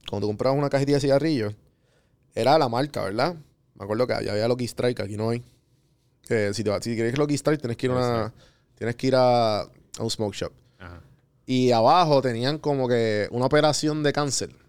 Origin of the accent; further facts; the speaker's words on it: Puerto Rico; Soy puertorriqueño.